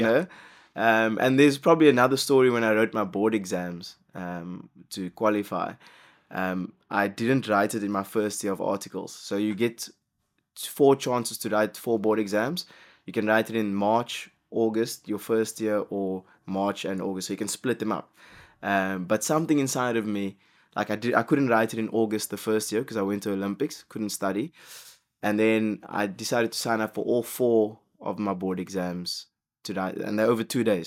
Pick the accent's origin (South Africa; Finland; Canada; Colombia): South Africa; as a South African